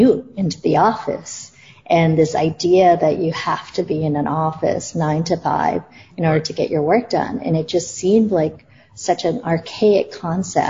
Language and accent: English; Toronto, Ontario, Canada; moved away as an adult; also born or lived in New York / India / Singapore / Malaysia; I grew up in Toronto, but left 20 years ago to go travel the world and work in different parts of the world